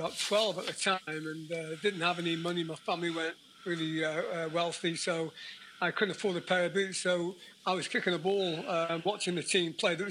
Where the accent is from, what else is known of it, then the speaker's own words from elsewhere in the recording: Mochdre, Wales, United Kingdom; In North Wales, obviously, that landed low Colwyn Bay, which have got a bit of the name. Oh, Colwyn Bay. About a mile from there. So, a lovely little council house.